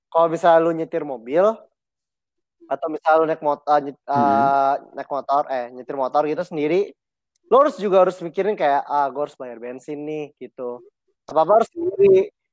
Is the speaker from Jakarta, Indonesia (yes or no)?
yes; Pasar Minggu, Jakarta, Indonesia; gue dari pasar minggu